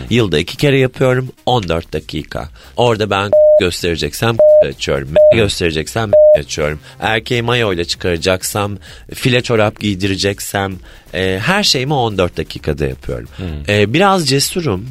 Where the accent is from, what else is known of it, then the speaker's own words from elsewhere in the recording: Ordu, Turkey; moved away; Anadolu'da doğdum, büyüdüm. Halen Ordu'da bir evim var